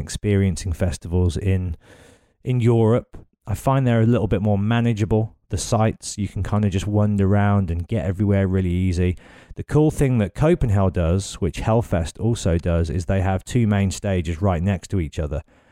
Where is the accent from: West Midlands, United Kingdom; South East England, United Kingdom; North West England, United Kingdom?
West Midlands, United Kingdom; Birmingham; Birmingham, my hometown